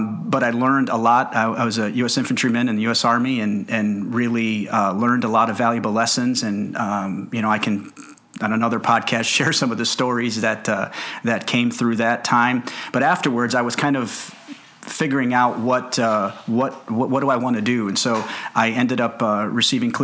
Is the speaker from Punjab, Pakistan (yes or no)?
no; Karachi, Sindh, Pakistan; moved away; I was born in Karachi, Pakistan